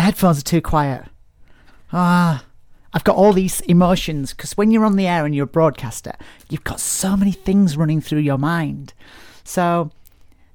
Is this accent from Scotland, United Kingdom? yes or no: no; Barnsley, Yorkshire and the Humber, United Kingdom; my hometown of Barnsley